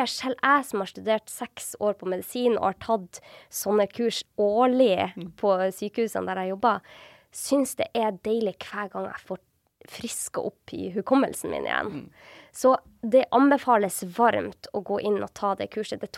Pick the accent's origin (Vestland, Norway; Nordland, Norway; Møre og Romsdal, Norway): Nordland, Norway; Sortland; gikk jeg og venninna oppover en topp som vi alltid går på på Sortland, der jeg er fra.